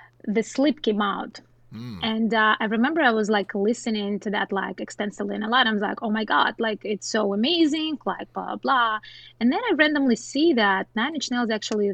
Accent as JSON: {"language": "English", "region": "southern Russia", "country": "Russia", "tie": "born or raised there", "second_language": "English", "moved": "yes", "lives_now": "United States", "said": "I'm like 3 hour flight from Moscow, so it's like very south of Russia"}